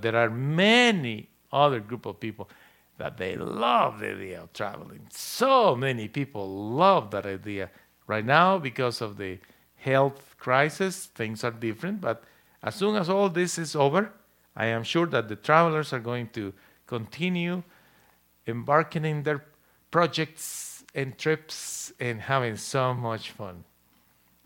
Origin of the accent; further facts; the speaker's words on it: Guatemala; now in Odessa, United States; I was born in Guatemala